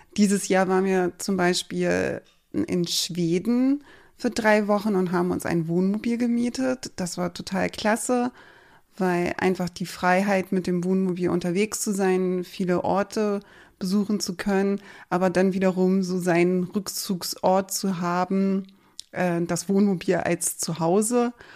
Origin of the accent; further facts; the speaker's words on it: Berlin, Germany; moved away as an adult; now in Schleswig-Holstein, Germany; ich komme ursprünglich aus Berlin, wurde dort geboren